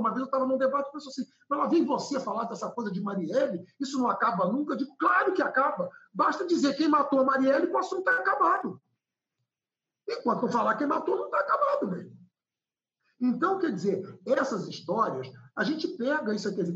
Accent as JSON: {"language": "Portuguese", "town": "Brasília", "region": "Federal District", "country": "Brazil", "tie": "born or raised there", "also_born_or_lived": "Recife", "moved": "yes", "lives_now": "Rio de Janeiro, Brazil", "said": "eu tive uma infância feliz em Brasília, que eu corria quilômetros e voltava para casa"}